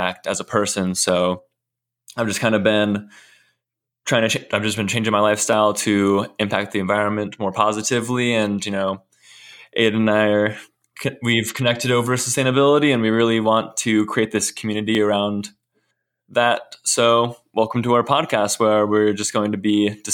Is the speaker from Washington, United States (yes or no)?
yes; Woodinville, Washington, United States; I grew up in Woodinville, Washington for most of my life.